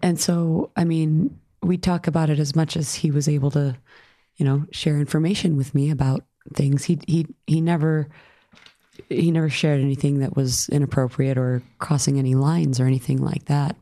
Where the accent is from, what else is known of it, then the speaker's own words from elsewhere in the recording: New York, United States; I grew up in New York.